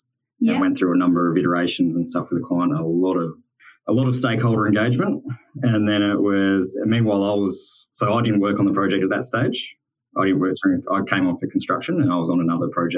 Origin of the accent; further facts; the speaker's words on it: Mount Gambier, South Australia, Australia; now in Adelaide, Australia; I actually grew up in Mount Gambier